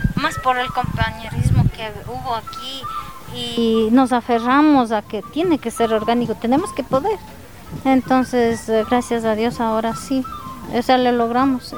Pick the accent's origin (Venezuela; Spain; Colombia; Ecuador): Ecuador; Cajas, Imbabura; yo soy de mm, Imbabura, estoy en Trepichincha y Imbabura, soy de Cajas